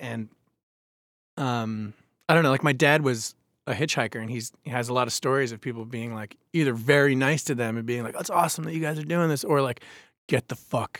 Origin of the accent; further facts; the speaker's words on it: New York, United States; Like, I grew up on Long Island, and I didn't know about, like, the weirdest band I ever heard on Long Island was